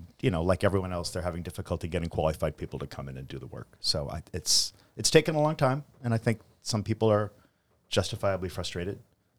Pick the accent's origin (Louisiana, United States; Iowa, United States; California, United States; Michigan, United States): California, United States; also born or lived in Massachusetts; I was growing up at the time in California, but I was born here in Massachusetts.